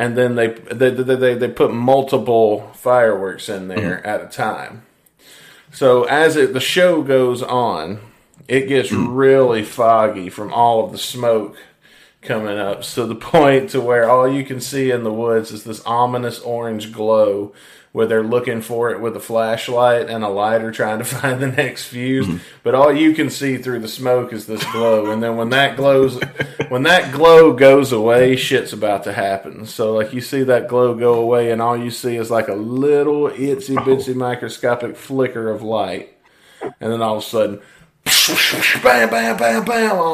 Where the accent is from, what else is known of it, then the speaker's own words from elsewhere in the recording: Mississippi, United States; I'm from Mississippi